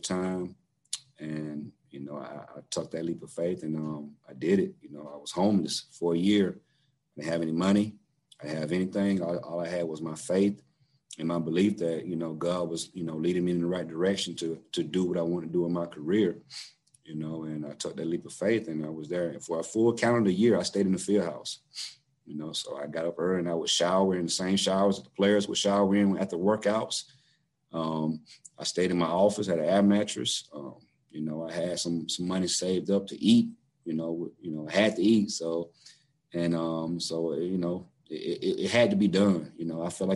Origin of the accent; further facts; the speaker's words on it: South Georgia, United States; moved away as an adult; And so I'm from South Georgia myself.